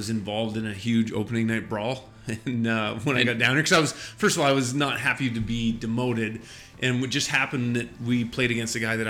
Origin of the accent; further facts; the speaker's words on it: Vancouver Island, British Columbia, Canada; moved away as an adult; also born or lived in New Hampshire, United States; now in North Carolina, United States; I'm from Vancouver Island, British Columbia. Came to the United States on a hockey scholarship.